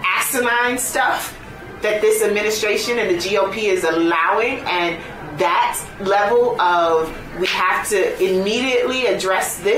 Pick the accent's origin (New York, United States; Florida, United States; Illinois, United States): Illinois, United States; Chicago; moved away; And I am originally from Chicago. So I went home. That's where my family is